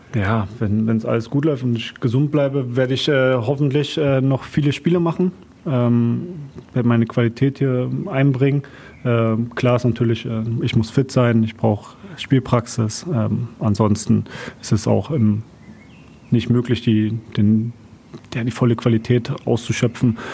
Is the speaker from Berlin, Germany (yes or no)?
yes; Berlin, Germany; moved away as an adult; now in Duisburg, Germany; als Berliner bist du meistens so in deinem Bezirks gefangen. So, ja, ja, mein Bezirk ist ja auch riesig. Spandau